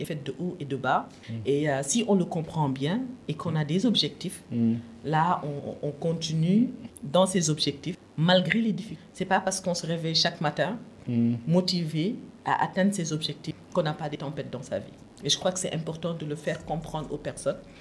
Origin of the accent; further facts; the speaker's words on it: Louga, Senegal; also born or lived in Saint-Louis, Senegal; je suis née à Louga, mais je ne suis pas lougatoise